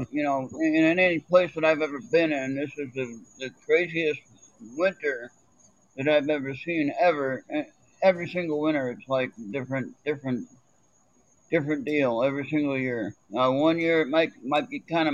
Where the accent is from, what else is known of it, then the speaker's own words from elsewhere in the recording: California, United States; moved away as an adult; also born or lived in North Carolina; now in Minnesota, United States; I was from California originally